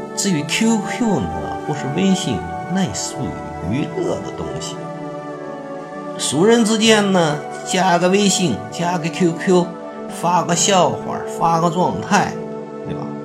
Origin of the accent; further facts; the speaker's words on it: China; 我们中国人